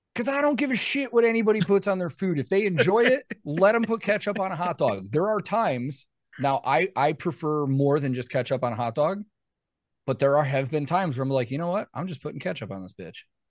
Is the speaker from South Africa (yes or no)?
no; Chicago, Illinois, United States; now in Nashville, United States; growing up in Chicago